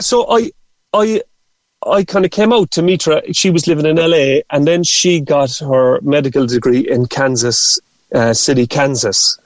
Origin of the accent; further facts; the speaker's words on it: Carrigaline, Munster, Ireland; moved away as an adult; also born or lived in Cork; now in San Diego, United States; that's the kind of house I grew up in in Carrigaline